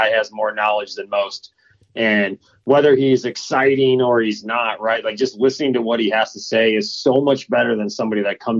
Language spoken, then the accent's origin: English; Michigan, United States; I grew up in Michigan